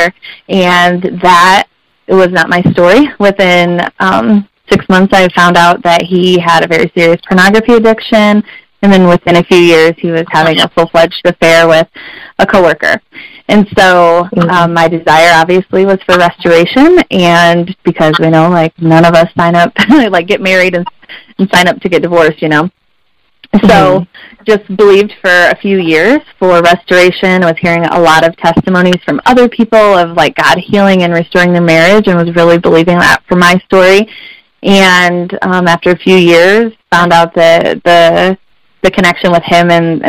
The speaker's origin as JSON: {"language": "English", "region": "Southwest Michigan", "country": "United States", "tie": "born or raised there", "said": "I am from Southwest Michigan. I was born and raised here, have gone to school here my entire life"}